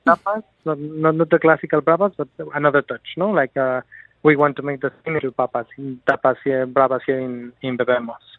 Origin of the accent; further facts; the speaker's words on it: Mexico; also born or lived in Barcelona, Spain; now in Dubai, United Arab Emirates; I was born in Mexico. Uh, my family, it's uh, half of my half family is Spanish, so I spend a lot of time in Barcelona.